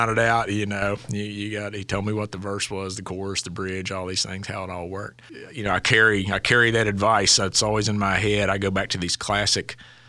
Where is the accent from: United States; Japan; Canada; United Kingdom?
United States; Logan, West Virginia; Yeah, I grew up in Logan, West Virginia, down the southern part. So very similar to Osage community, you know, coal mining community. My family were not coal miners.